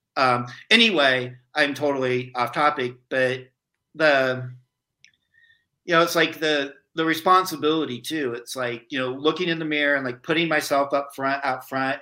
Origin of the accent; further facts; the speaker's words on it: rural Iowa, United States; I grew up in rural Iowa.